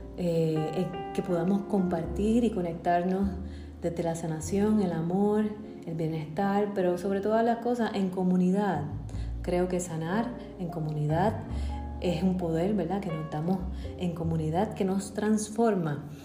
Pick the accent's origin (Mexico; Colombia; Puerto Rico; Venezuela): Puerto Rico; Bayamón; also born or lived in Massachusetts; yo nací en Bayamón, Puerto Rico. Muy feliz de ser puertorriqueña y vivir aquí.